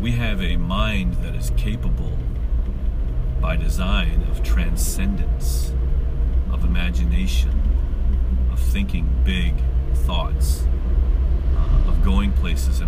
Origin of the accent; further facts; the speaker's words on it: United States; as an American